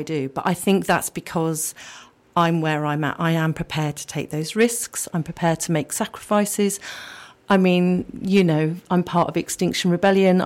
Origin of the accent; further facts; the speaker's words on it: Yate, South West England, United Kingdom; also born or lived in Bristol; I grew up in Yate, really close to the River Frome